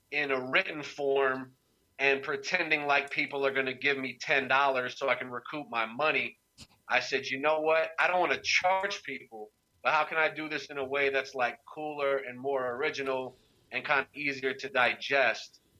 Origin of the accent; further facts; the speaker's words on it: Durham, North Carolina, United States; moved away as an adult; also born or lived in New York; born and raised in Durham.